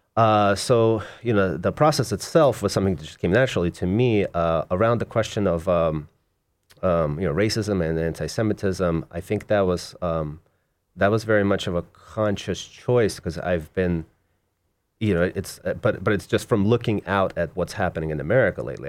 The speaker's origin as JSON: {"language": "English", "region": "Moscow", "country": "Russia", "tie": "born or raised there", "moved": "yes", "lives_now": "United States", "said": "Originally, I was born in Moscow in Russia, and my mom and I immigrated, uh, in nineteen eighty-nine"}